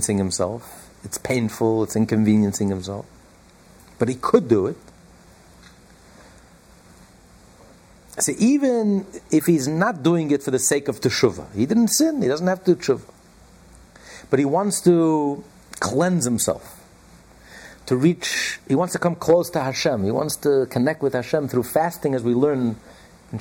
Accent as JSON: {"language": "English", "country": "United States", "said": "we're all American"}